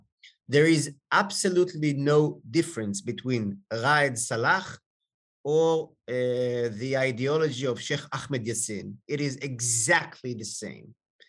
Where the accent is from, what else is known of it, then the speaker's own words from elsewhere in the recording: Jerusalem, Jerusalem District, Israel; I grew up in Jerusalem. Both my parents came from France. They made Aliyah.